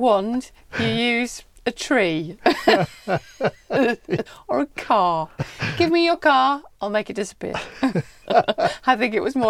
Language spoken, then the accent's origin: English; Cornwall, South West England, United Kingdom; growing up in Cornwall